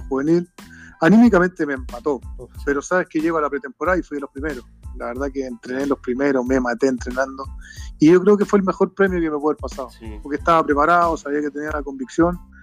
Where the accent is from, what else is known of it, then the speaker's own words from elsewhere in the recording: Rancagua, O'Higgins, Chile; nosotros somos nacidos y criados acá en Rancagua